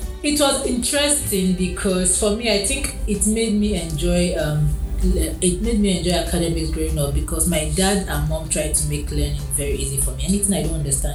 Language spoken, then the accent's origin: English; Kaduna, Kaduna State, Nigeria; also born or lived in Gonin Gora, Kaduna State / Funtua, Katsina State; I grew up in Kakuri in Kaduna.